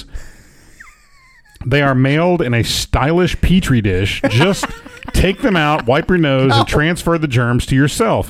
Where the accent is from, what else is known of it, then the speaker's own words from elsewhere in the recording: Nashville, Tennessee, United States; growing up in Nashville and had parents that grew up around the business